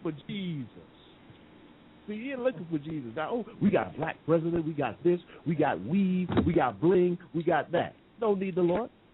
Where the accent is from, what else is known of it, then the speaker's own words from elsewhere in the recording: United States; now in England, United Kingdom; I'm the American here in England